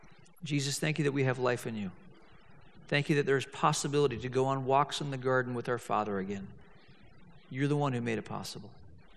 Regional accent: Hong Kong; I grew up in Hong Kong, and I'm living in Hong Kong, and I'm a senior.

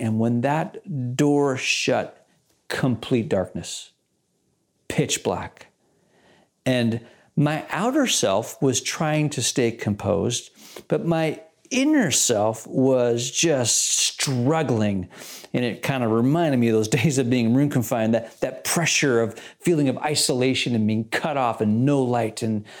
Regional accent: Malaysia; I did that a lot as a kid, and at boarding school, I grew up in Malaysia.

